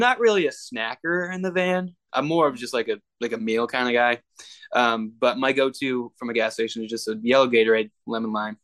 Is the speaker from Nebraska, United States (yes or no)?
no; upstate New York, United States; my hometown, upstate New York